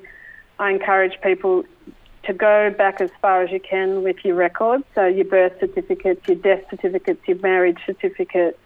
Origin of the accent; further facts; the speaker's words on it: Melbourne, Victoria, Australia; also born or lived in United States; I was raised in the Melbourne Koori community